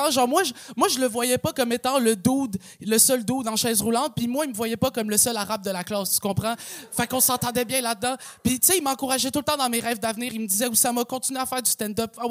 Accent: Quebec, Canada; accent: Québécois; souvent, les gens ils sont surpris quand ils m'entendent parler parce que j'ai un accent québécois, tu comprends? Tu euh, euh, je parle comme un gars qui habite à Saint-Eustache

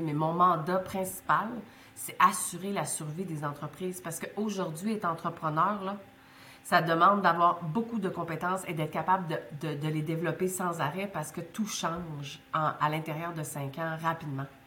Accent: Baie-Comeau, Quebec, Canada; first language French; moved away as an adult; also born or lived in Montreal; je suis née à Bécomo sur la Côte-Nord.

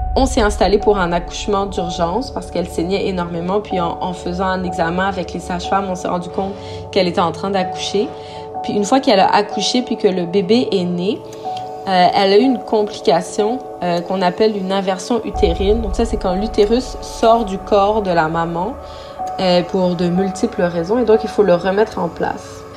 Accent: Sherbrooke, Quebec, Canada; moved away as an adult; also born or lived in Montreal; now in Inukjuak, Canada; j'ai grandi à Sherbrooke

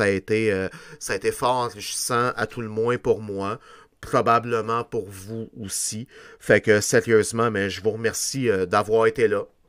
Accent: Quebec, Canada; on est juste des Québécois

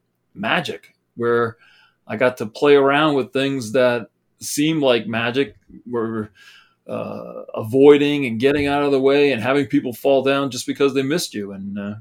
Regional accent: Boston, Massachusetts, United States; moved away as an adult; now in New Hampshire, United States; Originally, I was in Boston and Massachusetts

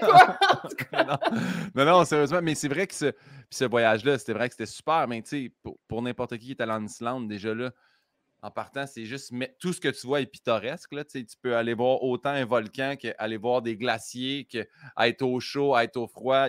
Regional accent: Saint-Hyacinthe, Quebec, Canada; quand j'étais petit à Saint-Hyacinthe

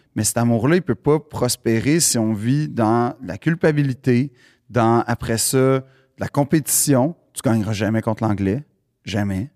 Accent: Montreal, Quebec, Canada; j'ai grandi dans le West Island

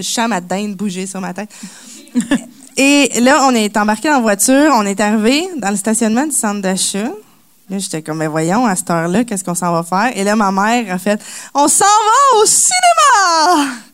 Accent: Quebec, Canada; born or raised there

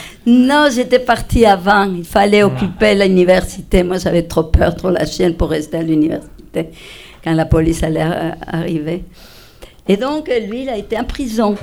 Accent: Spain; French is a second language; moved away as an adult; also born or lived in Madrid; now in Rouyn-Noranda, Canada; je suis espagnole

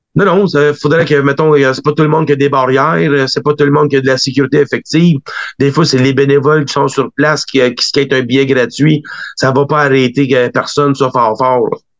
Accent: Quebec, Canada; en tant que Québécois, on est toujours fiers un des nôtres

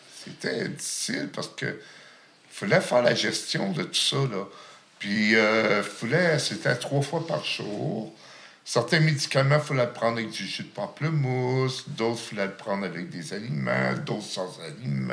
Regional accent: Gatineau, Quebec, Canada; also born or lived in Lachute; Mon enfance, je l'ai passée à Gatineau

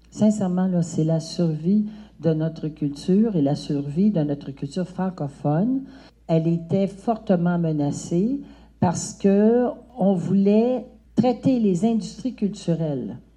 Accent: Saint-Louis, Senegal; Moi, je suis de Donc, à Saint-Louis, il n'y a pas de violence. À Dakar, un peu, mais pas beaucoup.

